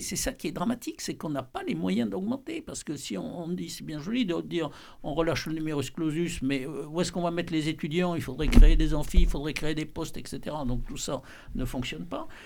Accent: France; en tant que Français

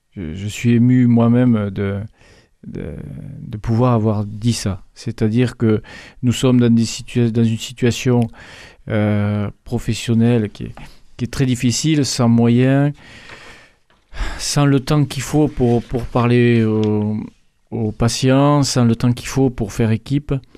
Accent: Revel, Occitania, France; je, suis de Revel. Je suis même natif de Revel

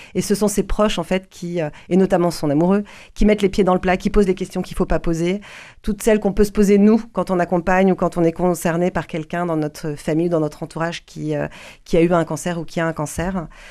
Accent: Paris, Île-de-France, France; moved away as an adult; now in Toulouse, France; j'ai quitté Paris je suis parisienne

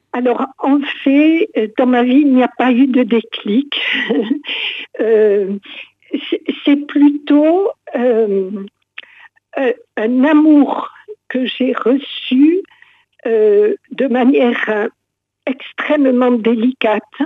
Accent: Montauban, Occitania, France; je suis originaire de Montauban

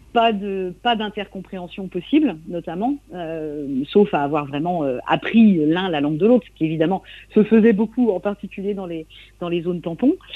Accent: coastal Trégor, Brittany, France; je viens du Trégor côtier.

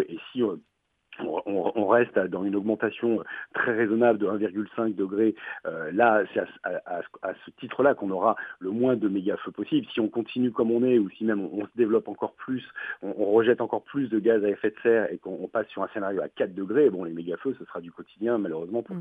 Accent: France; chez nous en France

